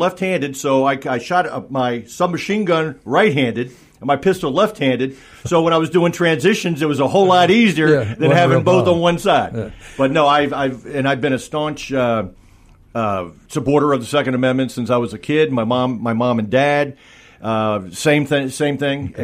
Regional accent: Fairfax County, Virginia, United States; when I grew up out in Fairfax County, Virginia

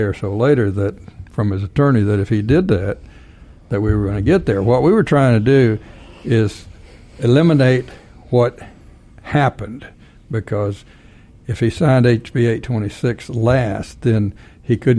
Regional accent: Texas, United States; I'm from Texas

